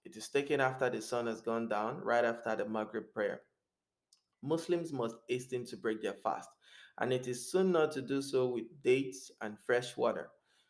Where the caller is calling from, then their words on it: Montreal, Quebec, Canada; I'm speaking from Montreal, Canada, and I haven't been to the masjid since February 2020.